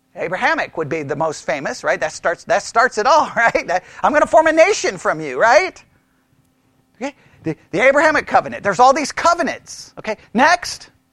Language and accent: English; Texas, United States; You can't get more Texan than being born in Texas on Texas Independence Day than me